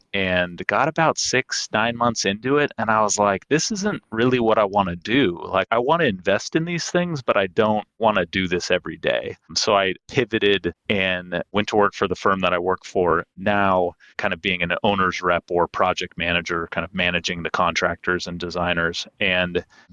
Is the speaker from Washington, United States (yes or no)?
yes; Seattle, Washington, United States; I am based in Seattle, Washington, born and raised here